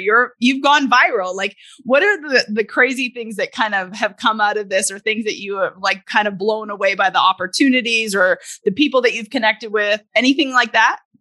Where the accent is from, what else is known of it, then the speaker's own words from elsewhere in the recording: Canada; moved away; I'm originally from Canada